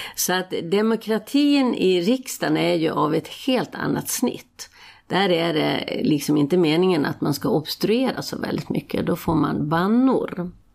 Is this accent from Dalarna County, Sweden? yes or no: yes; Falun, Dalarna County, Sweden; jag gick på Falu läroverk eh, där det var oerhört politiskt aktivt. Det här var ju liksom i mitten av 60-talet